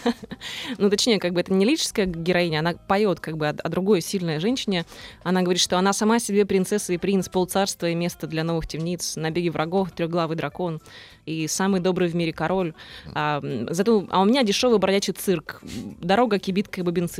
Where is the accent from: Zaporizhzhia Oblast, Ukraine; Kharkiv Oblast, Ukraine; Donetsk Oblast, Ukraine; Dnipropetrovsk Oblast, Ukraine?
Zaporizhzhia Oblast, Ukraine; Zaporizhzhia; Запорожье — это город, где куют металл во всех смыслах этого слова. Это страшный индустриальный город, откуда мы все родом